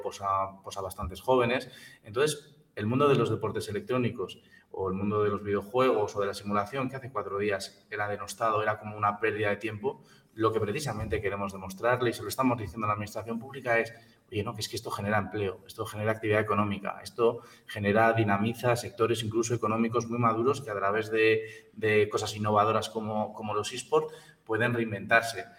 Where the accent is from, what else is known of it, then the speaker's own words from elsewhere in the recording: La Rioja, Spain; en nuestra tierra, en La Rioja y alrededores